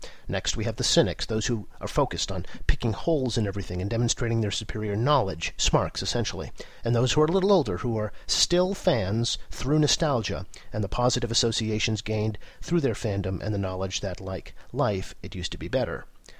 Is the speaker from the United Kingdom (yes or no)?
yes; Wigan, North West England, United Kingdom; I grew up around Wigan, and though much beans on toast is consumed